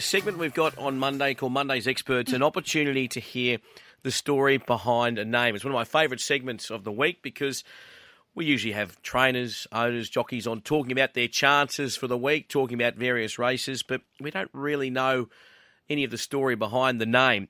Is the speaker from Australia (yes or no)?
yes; Queensland, Australia; me growing up in Queensland, going to the races with Grandad